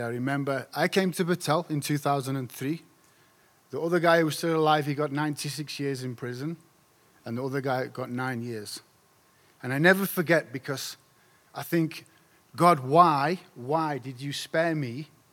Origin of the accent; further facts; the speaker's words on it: Doncaster, Yorkshire and the Humber, United Kingdom; I come from Doncaster. It's a place in South Yorkshire, in the north of England.